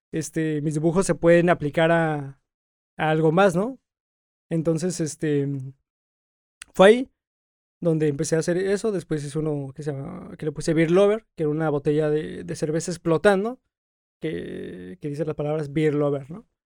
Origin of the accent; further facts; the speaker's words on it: Mexico City, Mexico; moved away as an adult; now in Tijuana, Mexico; yo soy de la Ciudad de México y tengo apenas cumplidos cuatro años acá.